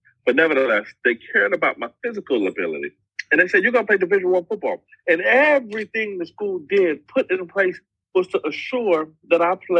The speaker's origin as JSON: {"language": "English", "town": "Miami", "region": "Florida", "country": "United States", "tie": "born or raised there", "also_born_or_lived": "Buffalo, New York", "moved": "yes", "said": "I am originally from Miami, Florida."}